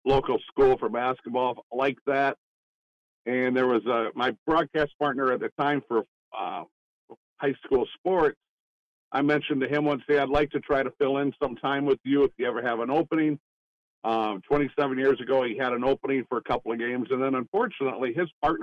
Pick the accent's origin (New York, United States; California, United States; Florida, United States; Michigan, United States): Michigan, United States; Grant; born or raised there